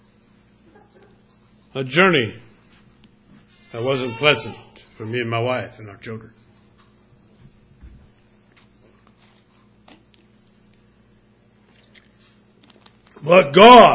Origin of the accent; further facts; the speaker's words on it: New Haven, Indiana, United States; I'm from New Haven, Indiana, which is a suburb of Fort Wayne, Indiana.